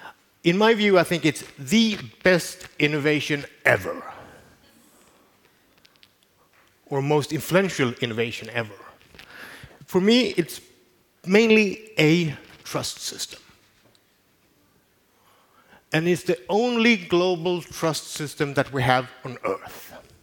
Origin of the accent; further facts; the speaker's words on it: Malmö, Skåne, Sweden; since this is almost the first time I have I'm giving a speech in my hometown. I'm from Malmö.